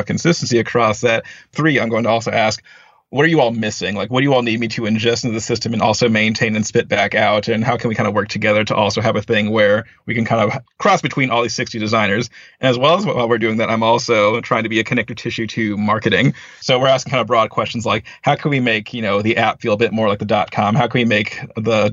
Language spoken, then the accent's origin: English; Northern Virginia, United States; moved away as an adult; also born or lived in Arlington, Virginia / Washington, D.C.; now in California, United States; I grew up in Northern Virginia. I've lived in like, you know, the Arlington, D.C. kind of metro area my entire life